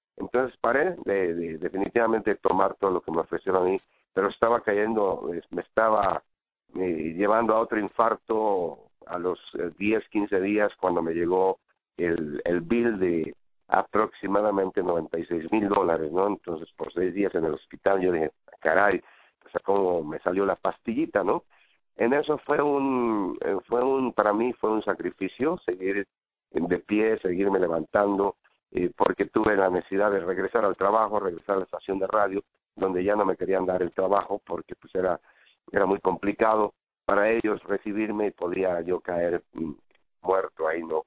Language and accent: Spanish; Mexico; now in United States; como mexicano pues nos hace falta siempre